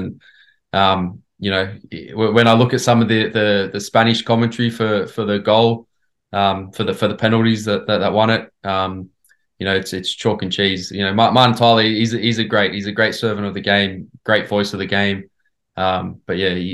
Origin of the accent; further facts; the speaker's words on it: Australia; as an Australian growing up